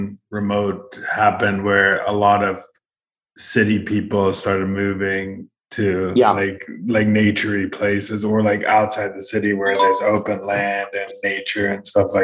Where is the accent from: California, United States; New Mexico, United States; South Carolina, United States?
California, United States; San Diego; I'm from San Diego, I grew up there.